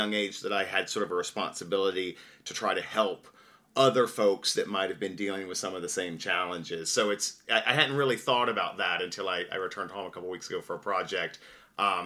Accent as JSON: {"language": "English", "region": "western North Carolina", "country": "United States", "tie": "born or raised there", "said": "I grew up in a very small town in rural western North Carolina in the Blue Ridge Mountains."}